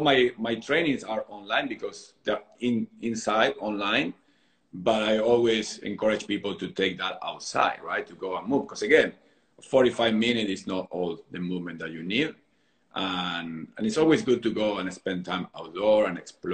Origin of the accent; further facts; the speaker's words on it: Argentina; now in Southern California, United States; growing up in Argentina